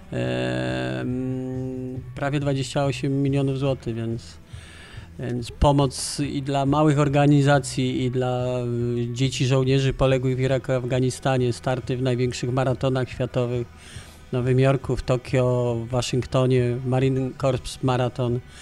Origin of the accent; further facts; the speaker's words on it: Kraków, Lesser Poland, Poland; ja jestem, e, Lajkonik, Radow-, Rodowity Lajkonik